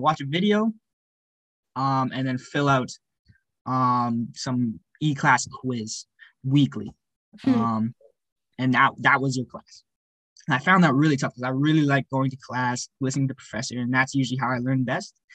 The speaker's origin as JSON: {"language": "English", "town": "Cochrane", "region": "Alberta", "country": "Canada", "tie": "born or raised there", "also_born_or_lived": "Calgary, Alberta / Edmonton, Alberta", "said": "I grew up in Cochrane from the ages of seven"}